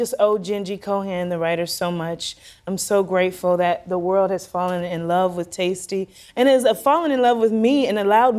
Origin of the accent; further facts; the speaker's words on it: South Carolina, United States; In a small town out of Atlanta, Georgia, around Atlanta, Georgia. So I'm from South Carolina.